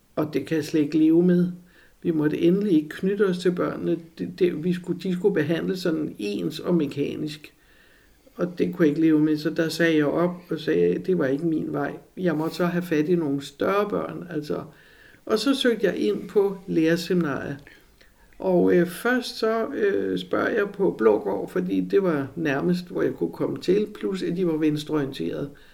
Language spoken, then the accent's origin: Danish; Copenhagen, Capital Region of Denmark, Denmark; Jeg var jo helle fra Amager.